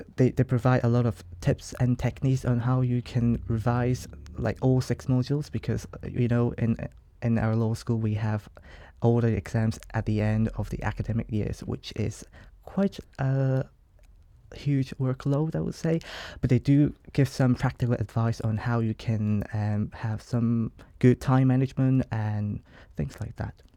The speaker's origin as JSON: {"language": "English", "country": "Hong Kong", "moved": "as an adult", "said": "as you can tell by my accent, I'm not from here, and I'm from Hong Kong, an international student from Hong Kong"}